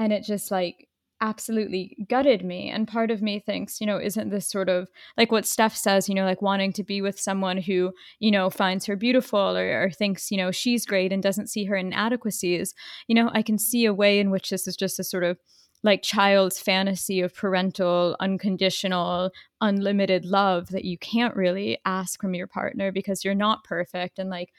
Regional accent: Boca Raton, Florida, United States; default, it was growing up in Boca.

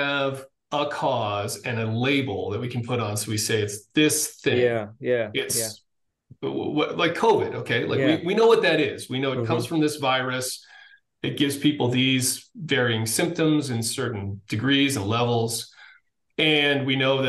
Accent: Massachusetts, United States; I grew up in Massachusetts, went to the Naval Academy

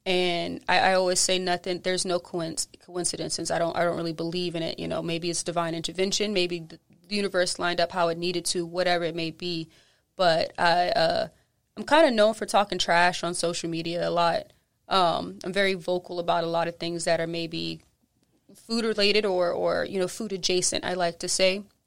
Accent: Charleston, South Carolina, United States; moved away as an adult; now in New Orleans, United States; I'm from Charleston, so just kinda like here, like New Orleans

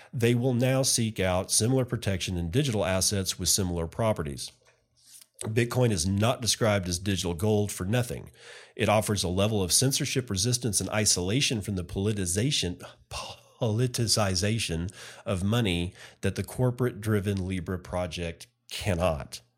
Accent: Texas, United States; here in my home state

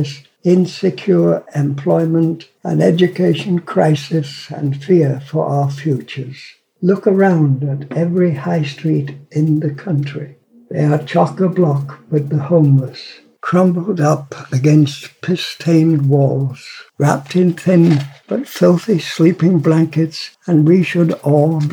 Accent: Barnsley, Yorkshire and the Humber, United Kingdom; I was born in Barnsley in 1923

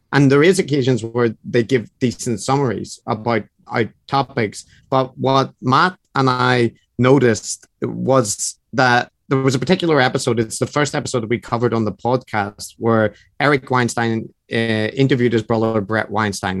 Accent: Northern Ireland, United Kingdom; accent: Northern Irish; now in Japan; I'm originally from Northern Ireland. I'm currently living in Japan.

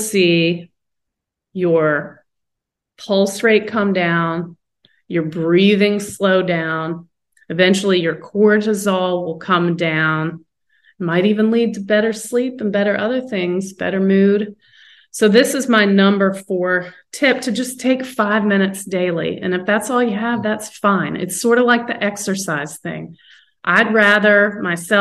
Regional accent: North Carolina, United States; moved away; also born or lived in West Coast; when I grew up in North Carolina

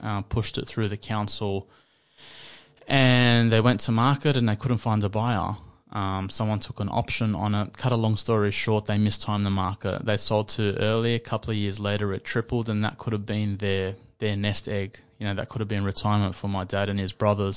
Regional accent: Sydney, New South Wales, Australia; I grew up in Western Sydney.

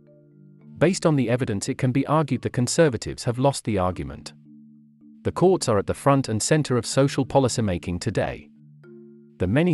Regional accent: India; As an Indian observer

